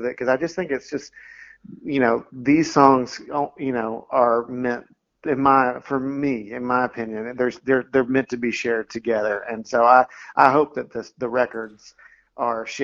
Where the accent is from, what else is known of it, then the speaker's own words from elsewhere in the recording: Knoxville, Tennessee, United States; Knoxville, my hometown